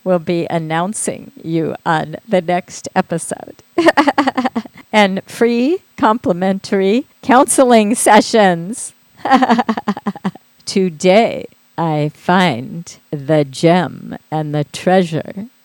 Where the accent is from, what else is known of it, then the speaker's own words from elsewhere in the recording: Midwest, United States; growing up in the Midwest